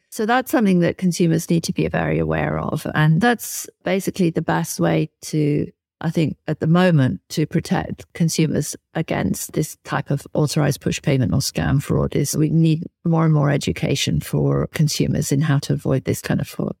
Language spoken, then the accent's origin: English; United Kingdom; my home country, in the U K